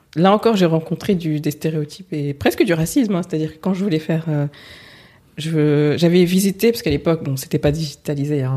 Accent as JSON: {"language": "French", "country": "France", "said": "Je suis française, d'origine euh, sénégalaise, Peul"}